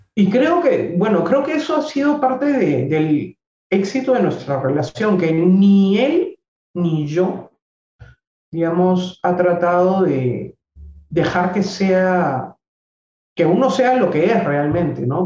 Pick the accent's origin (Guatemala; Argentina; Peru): Peru; a mí mi país me, me maravilla, me encanta.